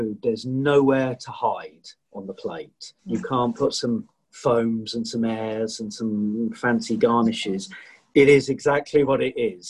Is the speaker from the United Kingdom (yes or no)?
yes; England, United Kingdom; also born or lived in Leicestershire; me being English